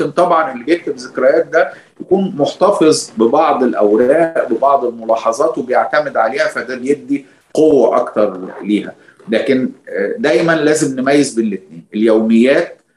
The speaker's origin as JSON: {"language": "Arabic", "country": "Egypt", "said": "احنا عندنا في مصر هنا بنتعامل مع مذكرات الشخصيات العامة باعتبارها نوع من الوثائق"}